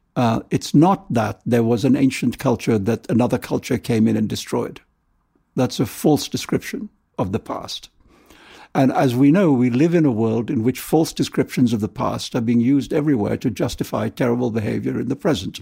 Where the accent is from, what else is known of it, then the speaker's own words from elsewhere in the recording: India; also born or lived in London; now in New York, United States; I love India in a way that you can only love the country of your birth